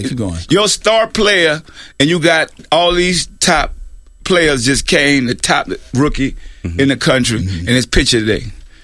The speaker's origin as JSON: {"language": "English", "town": "New Orleans", "region": "Louisiana", "country": "United States", "also_born_or_lived": "Richmond, California", "moved": "yes", "said": "I'm from New Orleans, so I know."}